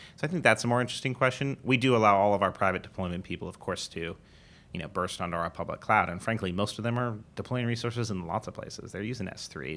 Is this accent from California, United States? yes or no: yes; Southern California, United States; moved away as an adult; also born or lived in Pittsburgh; we grew up in Southern California